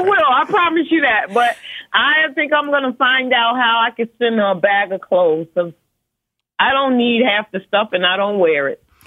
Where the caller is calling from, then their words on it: Atlanta, Georgia, United States; I'm calling from Atlanta